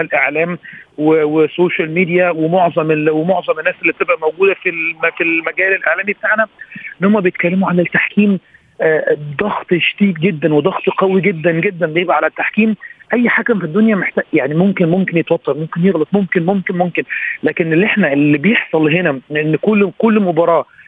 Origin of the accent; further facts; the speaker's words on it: Egypt; احنا كمصريين